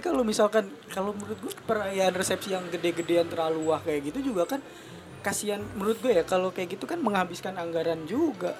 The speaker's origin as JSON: {"language": "Indonesian", "area": "Betawi", "region": "Jakarta", "country": "Indonesia", "said": "gua Betawi"}